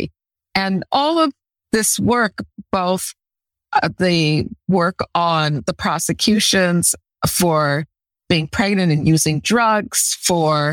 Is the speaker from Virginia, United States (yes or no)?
no; Chicago, Illinois, United States; also born or lived in Egypt / Evanston; I was born in Chicago and grew up in Chicago throughout my elementary school years